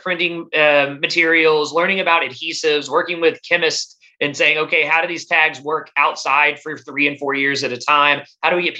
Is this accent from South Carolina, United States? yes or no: no; Texas, United States; I grew up in Texas